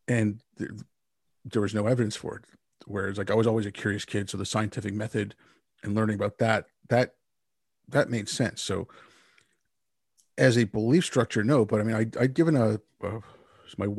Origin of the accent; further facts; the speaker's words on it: India; I was born in India.